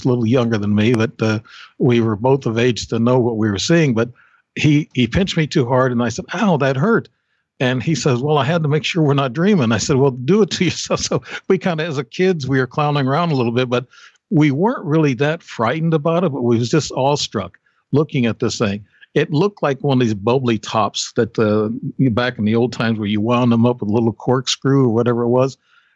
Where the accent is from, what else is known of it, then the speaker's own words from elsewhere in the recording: Alton, Illinois, United States; also born or lived in Alaska; We were in Alton, Illinois. I'm still in Alton, really. I come back from Alaska for a couple of years and come back here